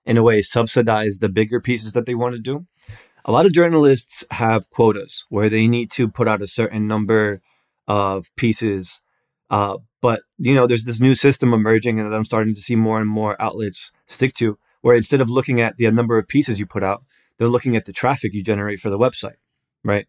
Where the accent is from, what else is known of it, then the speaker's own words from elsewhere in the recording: Newark, New Jersey, United States; I'm from Newark, New Jersey